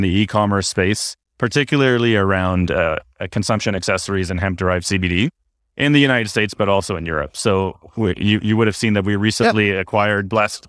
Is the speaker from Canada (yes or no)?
yes; Canada; So as a Canadian, I felt the need to quote the greatest hockey player in history.